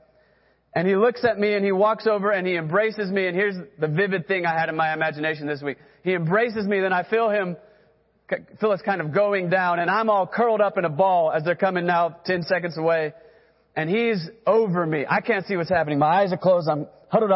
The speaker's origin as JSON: {"language": "English", "region": "Texas", "country": "United States", "tie": "born or raised there", "moved": "yes", "lives_now": "Oklahoma, United States", "said": "I grew up in Texas, then came to Oklahoma"}